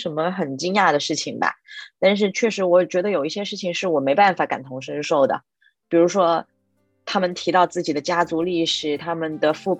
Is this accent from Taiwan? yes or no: no; Cambridge, Massachusetts, United States; 我在麻省的这个剑桥长大，那跟我在同时一起被收养的朋友，有一些在不同地方长大